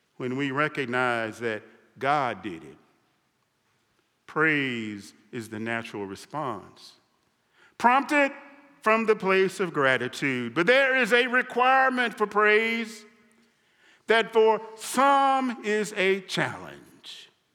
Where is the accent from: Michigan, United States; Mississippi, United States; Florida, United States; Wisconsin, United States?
Mississippi, United States; a boy growing up in Mississippi